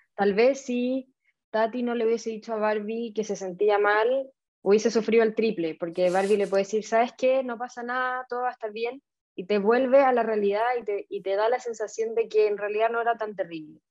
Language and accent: Spanish; Chile; yo soy chilena